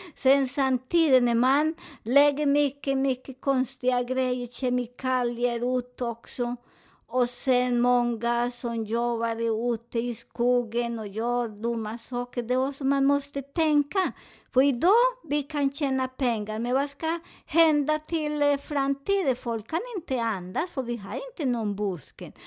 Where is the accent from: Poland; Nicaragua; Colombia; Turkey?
Colombia; Swedish is a second language; moved away; jag är från Colombia